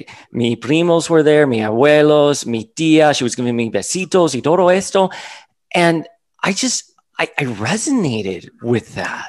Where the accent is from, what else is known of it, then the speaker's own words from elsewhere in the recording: Miami, Florida, United States; first language Spanish; English is a second language; Soy cubano. I grew up, my abuela had a casita on Calle Ocho down in Miami. I grew up in Miami.